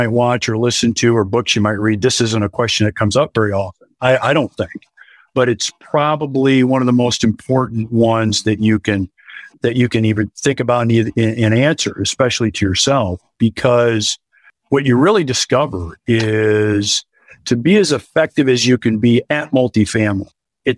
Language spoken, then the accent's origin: English; Iowa, United States; born and raised in Iowa, married, 3 kids, and lived here, you know, all of my life